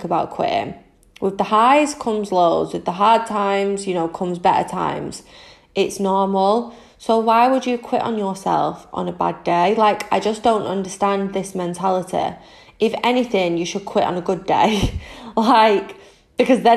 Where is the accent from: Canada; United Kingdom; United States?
United Kingdom; Manchester, North West England; I am 25 from Manchester in the UK